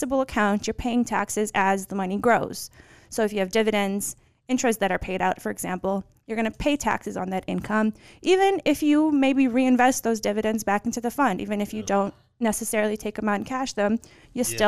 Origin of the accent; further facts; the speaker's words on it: Bosnia & Herzegovina; now in United States; I'm from Bosnia.